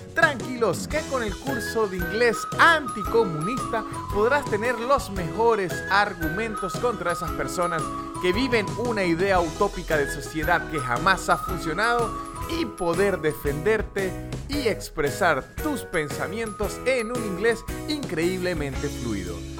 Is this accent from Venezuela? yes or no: yes; San Cristóbal, Táchira, Venezuela; moved away; es como gocho en Venezuela, de la región de donde soy yo, San Cristóbal, eh, nos llaman gochos